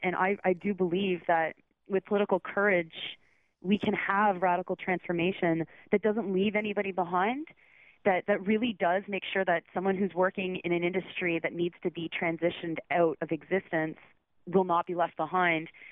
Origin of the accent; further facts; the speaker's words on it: Southern Ontario, Canada; moved away as an adult; also born or lived in Toronto / Georgetown; now in Quebec City, Canada; I'm I'm from Southern Ontario. I lived in Toronto for 10